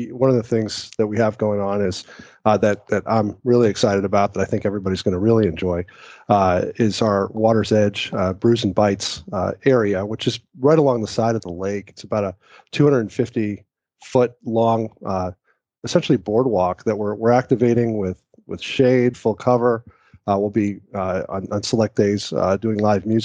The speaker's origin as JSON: {"language": "English", "region": "Connecticut", "country": "United States", "lives_now": "Valdosta, United States", "said": "Uh, Connecticut."}